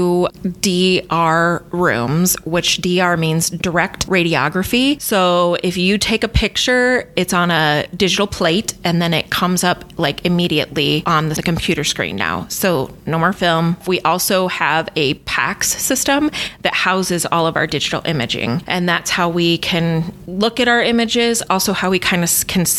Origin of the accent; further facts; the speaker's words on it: Humboldt, Iowa, United States; I was originally from Humboldt. Fort Dodge was just down the road